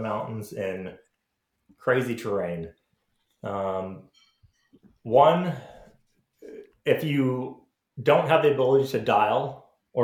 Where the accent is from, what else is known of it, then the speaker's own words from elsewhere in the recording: Orange Park, Florida, United States; moved away; I grew up in Florida